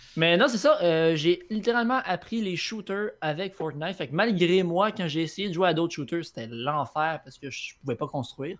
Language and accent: French; Quebec City, Quebec, Canada; je viens de Québec. Né à Québec, dans Québec